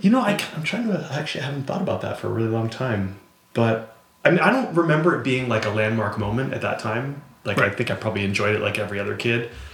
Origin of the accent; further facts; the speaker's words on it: Montpelier, Vermont, United States; now in Cleveland, United States; in my in my hometown in Vermont, Montpelier